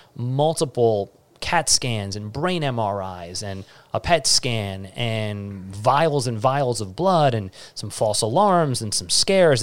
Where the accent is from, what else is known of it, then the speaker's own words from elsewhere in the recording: New York City, New York, United States; I'm, I'm from Staten Island